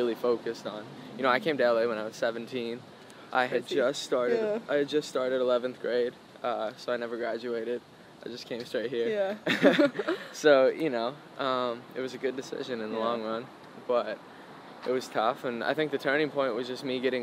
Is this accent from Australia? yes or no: no; Canada; now in Los Angeles, United States; I was a little always different and kind of out of place in my hometown